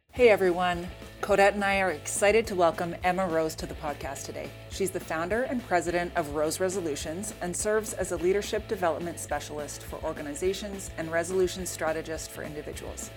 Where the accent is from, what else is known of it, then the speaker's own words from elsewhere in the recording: Edmonton, Alberta, Canada; I'm from Edmonton